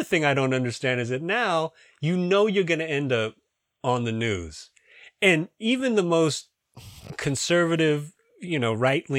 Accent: Singapore; Yeah, I'm from Singapore. I don't know anything about you guys.

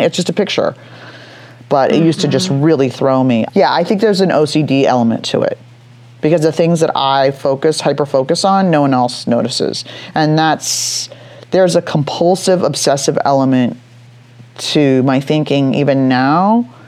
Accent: Los Angeles, California, United States; also born or lived in San Francisco; I was 18 years old, which is weird growing up in Hollywood

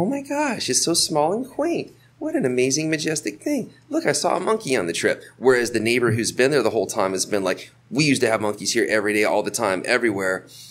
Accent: Florida, United States; moved away as an adult; now in Costa Rica; I'm from Florida.

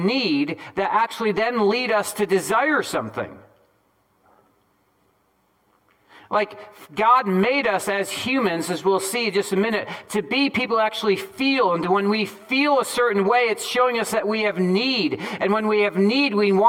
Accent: Northeast, United States; I'm from the Northeast.

